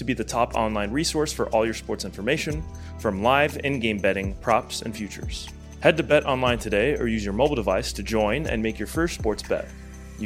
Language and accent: English; Los Angeles, California, United States; we're both from LA ourselves